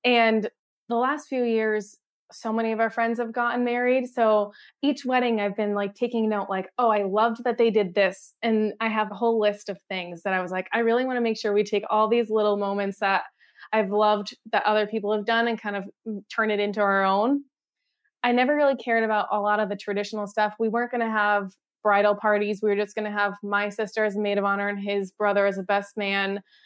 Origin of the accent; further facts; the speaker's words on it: Connecticut, United States; moved away as an adult; also born or lived in Boston; now in San Francisco, United States; I'm from Connecticut